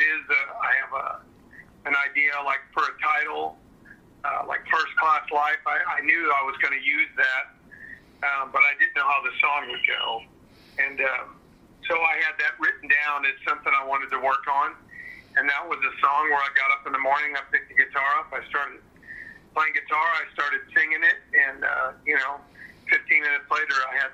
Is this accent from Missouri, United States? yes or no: yes; St. Louis, Missouri, United States; I grew up in St. Louis